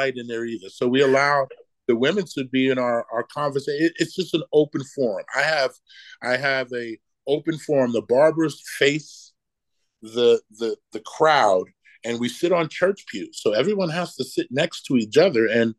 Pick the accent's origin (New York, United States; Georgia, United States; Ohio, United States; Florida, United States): Georgia, United States; Savannah; And we're from Savannah, Georgia.